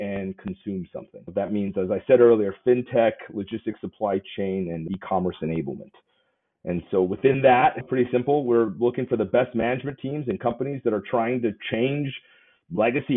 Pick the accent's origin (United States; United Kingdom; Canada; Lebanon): United States; Southern California; moved away as an adult; also born or lived in Taiwan; now in New York City, United States; grew up in Southern California in a master plan suburb